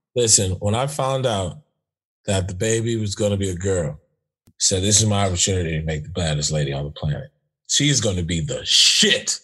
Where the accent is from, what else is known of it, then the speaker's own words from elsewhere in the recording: Los Angeles, California, United States; I'm from Los Angeles